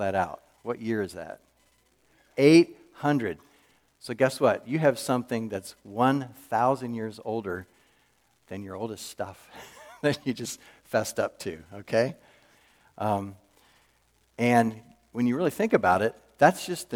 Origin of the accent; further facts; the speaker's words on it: Wilmington, Delaware, United States; moved away as an adult; also born or lived in Texas / St. Louis; I was born in Texas, but very early in life moved out east, and I was raised in Wilmington, Delaware, through all my grade school and high school years